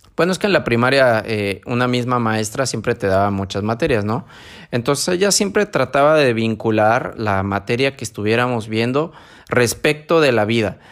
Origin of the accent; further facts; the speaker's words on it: San Martín, Mexico; moved away; allá a mi pueblito